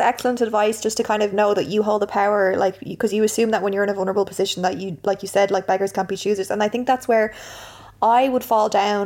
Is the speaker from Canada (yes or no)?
no; Ireland; being Irish